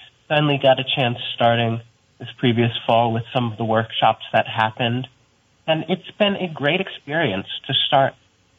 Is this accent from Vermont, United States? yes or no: yes; Burlington, Vermont, United States; I'm also 16 from Burlington